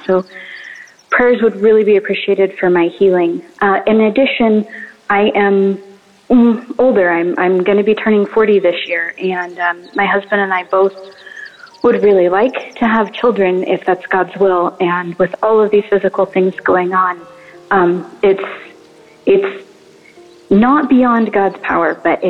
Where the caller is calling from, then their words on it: United States; I'm calling from Bangalore, India. I moved here only a couple of months ago and have since gotten married.